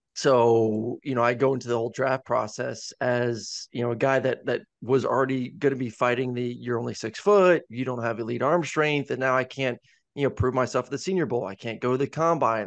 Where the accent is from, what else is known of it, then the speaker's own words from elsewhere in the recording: Tampa, Florida, United States; growing up in Tampa